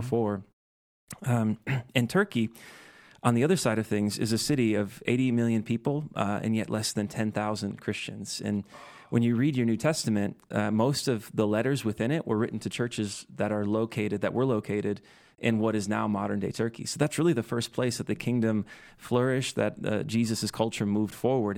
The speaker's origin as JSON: {"language": "English", "region": "rural Midwest", "country": "United States", "tie": "born or raised there", "moved": "as an adult", "lives_now": "Utah, United States", "said": "I'm from the Midwest and, uh, from the rural Midwest"}